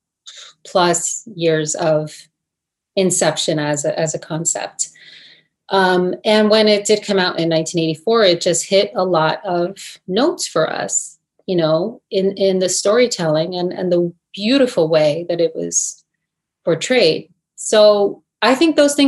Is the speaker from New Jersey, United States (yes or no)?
yes; New Jersey, United States; accent: Jersey; I grew up in New Jersey. Maybe I have a Jersey accent